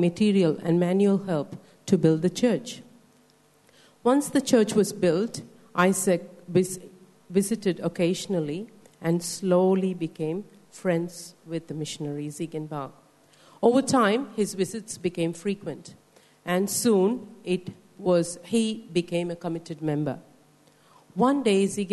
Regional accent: India; As Indian Christians

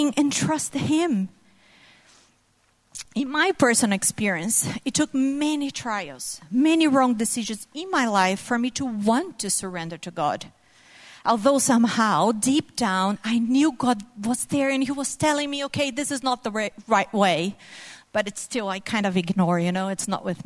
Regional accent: Brazil; moved away as an adult; my family and I moved here from Brazil exactly 3 years ago tomorrow

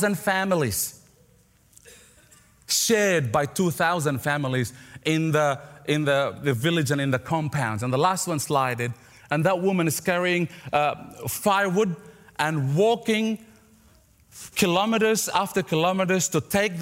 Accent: Philippines; moved away; I grew up in the Philippines, in the second largest city of the Philippines

